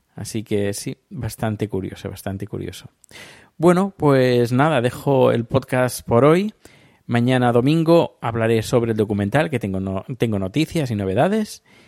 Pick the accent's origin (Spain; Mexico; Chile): Spain; yo soy de España